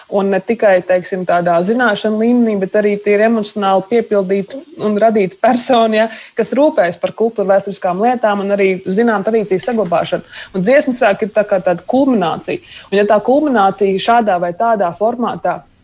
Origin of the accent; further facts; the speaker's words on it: Valmiera, Vidzeme, Latvia; Es pat esmu no Valmieras